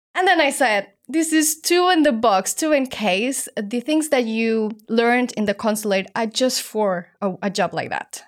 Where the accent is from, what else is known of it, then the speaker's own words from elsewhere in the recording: Mexico; moved away as an adult; now in Hong Kong; I'm originally from Mexico, only child, and I grew up as a ballerina